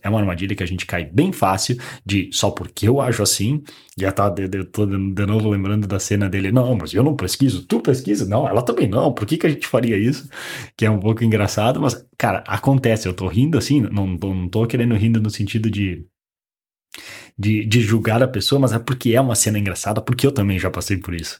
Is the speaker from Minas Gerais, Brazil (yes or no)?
no; Caxias do Sul, Rio Grande do Sul, Brazil; moved away as an adult; also born or lived in Porto Alegre; eu sou de uma cidade do, do interior do Rio Grande do Sul, não é bem interior, é uma das maiores cidades do, do Rio Grande do Sul, que é Caxias do Sul